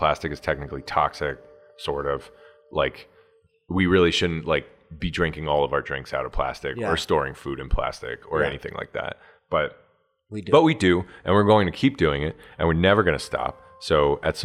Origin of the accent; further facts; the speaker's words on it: the South, United States; moved away; I'm from the South